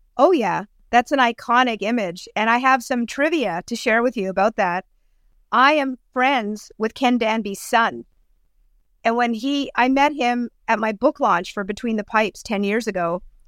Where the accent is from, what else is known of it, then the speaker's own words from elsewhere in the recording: Thornhill, Ontario, Canada; I grew up in Thornhill, not too far from Mitch Marner.